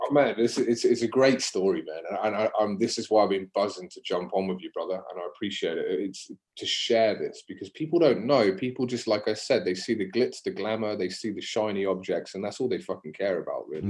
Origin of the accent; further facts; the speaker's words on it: Exmouth, South West England, United Kingdom; also born or lived in Exeter; now in Australia; I'm from England and I'm from Exeter in Devon right? So grew up in Exeter or Exmouth, so just on the coast south of Exeter